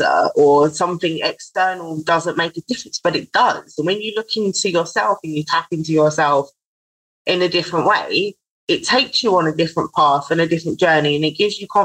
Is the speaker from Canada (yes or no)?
no; London, United Kingdom; I'm from Southeast London